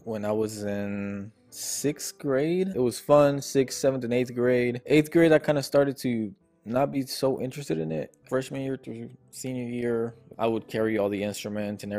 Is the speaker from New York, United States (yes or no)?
no; Houston, Texas, United States; also born or lived in Buenos Aires, Argentina; I've been raised in Houston, Texas my entire life.